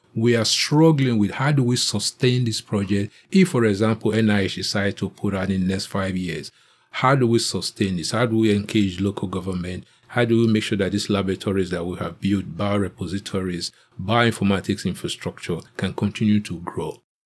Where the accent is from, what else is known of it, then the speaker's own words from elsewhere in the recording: Nigeria; moved away as an adult; now in United States; I grew up in Nigeria